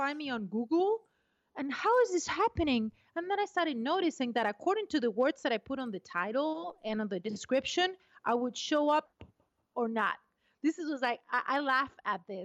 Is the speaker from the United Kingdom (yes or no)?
no; Argentina; moved away; also born or lived in Brazil; I was born in Argentina. I'm half British and half Argentinian, and then I moved to Brazil.